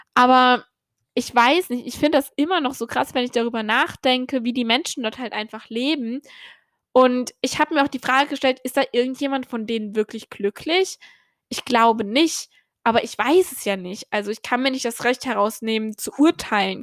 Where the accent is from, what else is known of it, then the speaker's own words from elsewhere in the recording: Germany; now in Ireland; ich komme aus Deutschland